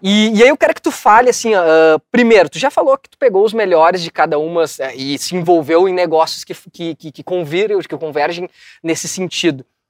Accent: São Leopoldo, Rio Grande do Sul, Brazil; eu sou um cara que sou de um bairro aqui de São Léo

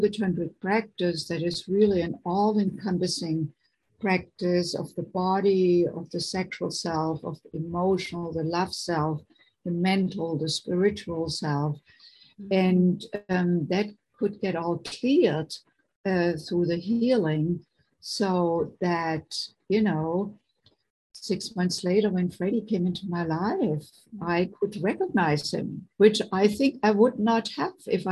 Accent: Germany; moved away as an adult; now in United States; I grew up in Germany, and I came in my late 20s to the United States

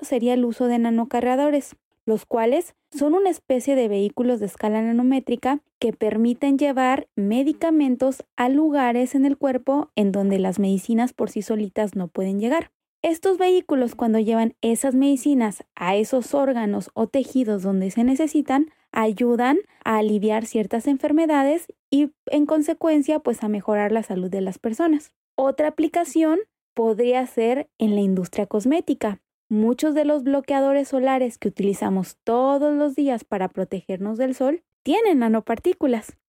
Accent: Guanajuato, Mexico

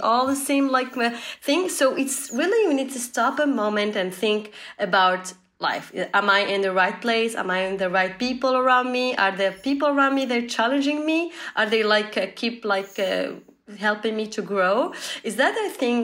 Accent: Tunisia; I'm from Tunisia. It's a small country in north of Africa.

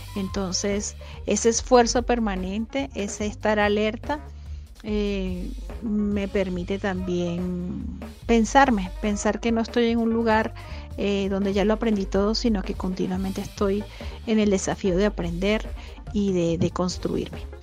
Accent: Venezuela; now in Ecuador; soy una venezolana migrante que vive en Ecuador

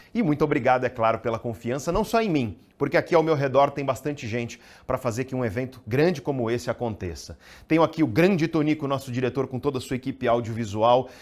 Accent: Santos, São Paulo, Brazil; Eu sou de Santos

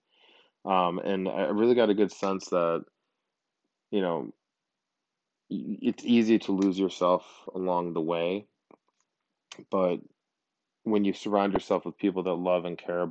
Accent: Buffalo, New York, United States; moved away as an adult; now in San Diego, United States; I grew up in Buffalo and moved out to San Diego when I was 23. I've been out here for, nine years at this point

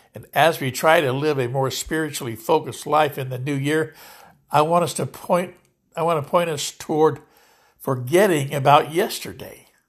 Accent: Lodi, California, United States; here in Lodi, California, my hometown

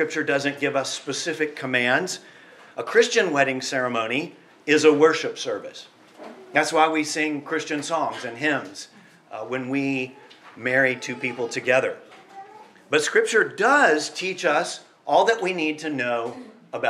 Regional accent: United States; I'm from the United States

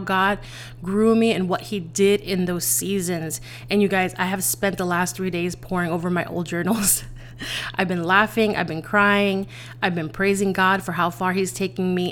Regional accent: New York City, New York, United States; I'm originally from the Bronx.

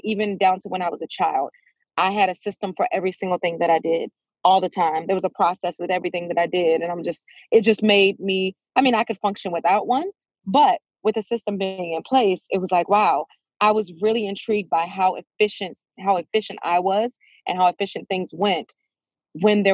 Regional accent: Fredericksburg, Virginia, United States; I am currently in Fredericksburg, Virginia. This is where I was born and raised

